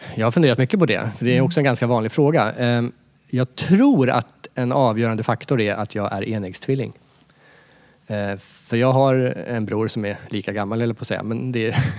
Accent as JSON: {"language": "Swedish", "country": "Sweden", "said": "jag som svensk"}